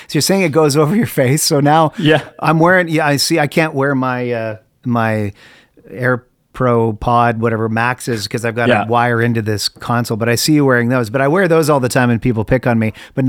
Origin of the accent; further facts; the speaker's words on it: Canada; moved away; I'm from Canada originally, where we invented hockey, you know?